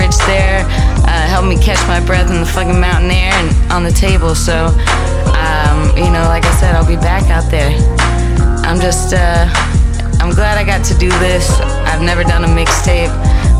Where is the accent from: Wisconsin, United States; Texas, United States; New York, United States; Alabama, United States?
Texas, United States; Houston; it was kind of the first place I fit in out here. I came from Houston, Texas, and you know, I've linked up with some really dope folks.